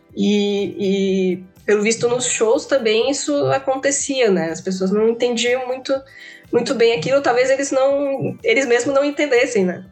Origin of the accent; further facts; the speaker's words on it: Maceió, Alagoas, Brazil; eu sou de Maceió